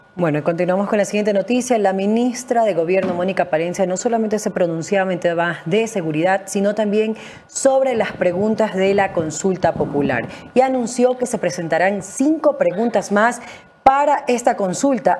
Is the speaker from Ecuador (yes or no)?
yes; Guayaquil, Guayas, Ecuador; soy de Guayaquil